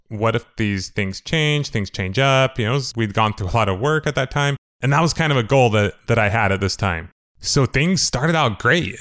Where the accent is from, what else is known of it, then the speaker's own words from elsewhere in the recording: Moreno Valley?, Riverside area, California, United States; also born or lived in Idaho; from second grade on, I grew up basically in Mariloma, California, Riverside area